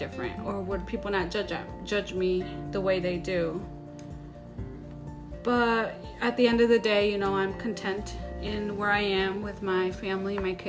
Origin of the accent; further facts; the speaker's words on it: Michoacán, Mexico; born there; I am 28 years old and I was born in Michoacán, Mexico.